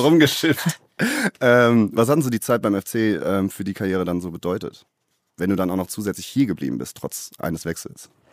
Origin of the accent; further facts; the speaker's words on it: Cologne, North Rhine-Westphalia, Germany; ich auch als gebürtiger Kölner